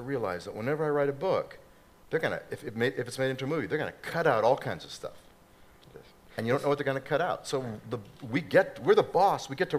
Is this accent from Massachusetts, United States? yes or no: yes; Boston, Massachusetts, United States; I'm from Boston.